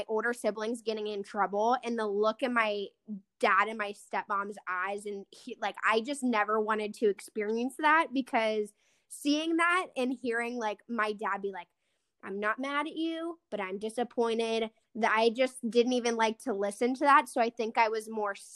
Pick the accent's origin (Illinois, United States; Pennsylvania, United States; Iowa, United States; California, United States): Pennsylvania, United States; South Park; I grew up in South Park